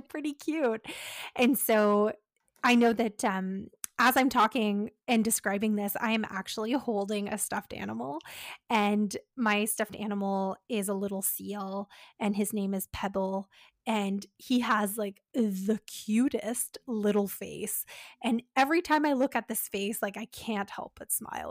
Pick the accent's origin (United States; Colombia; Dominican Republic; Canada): Canada; We're Canadian dietitians supporting those with eating disorders